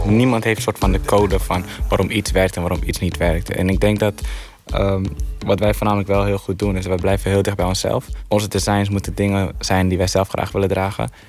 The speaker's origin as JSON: {"language": "Dutch", "area": "Heerhugowaard", "region": "North Holland", "country": "Netherlands", "tie": "born or raised there", "said": "Ik, ik kom uit Heerengewaard, dus ik, daar ben ik opgegroeid"}